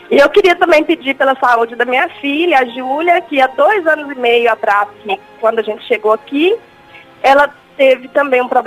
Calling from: Milford, United States; Eu falo de Milford, dos Estados Unidos.

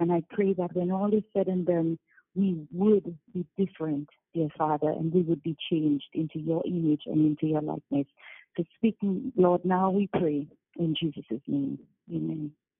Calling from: St. Lucia; I'm calling from St. Lucia

